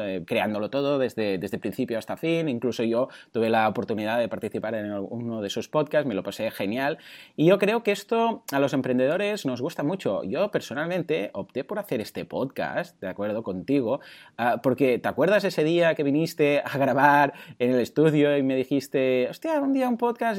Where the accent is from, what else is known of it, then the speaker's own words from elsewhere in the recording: Spain; soy español